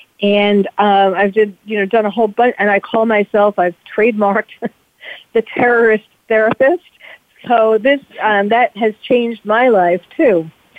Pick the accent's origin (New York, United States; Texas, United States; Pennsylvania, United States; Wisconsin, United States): New York, United States; New York City; moved away as an adult; also born or lived in Belgium / Paris / London; now in California, United States; I was born and bred in New York, New York City, and I went to medical school in Belgium. And I lived in Belgium, and I lived in Paris, and I lived in London.